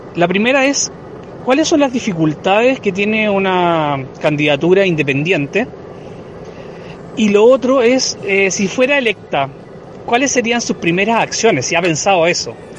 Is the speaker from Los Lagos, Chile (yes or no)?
no; Viña del Mar, Valparaíso, Chile; yo nací en Viña del Mar